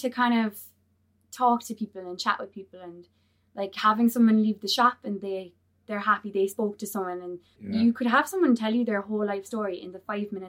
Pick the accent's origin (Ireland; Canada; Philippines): Ireland; Gaeltacht; I'm from the Gaeltacht